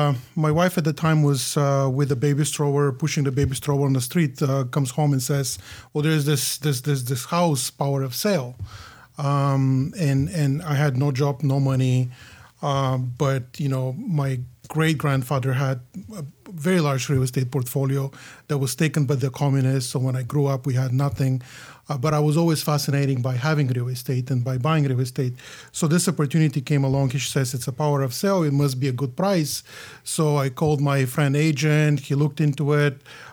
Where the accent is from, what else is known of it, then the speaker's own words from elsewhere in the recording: Bulgaria; English is a second language; I grew up in Bulgaria. Bulgaria at that time was a communist country. Graduated from music high school, so classically trained musician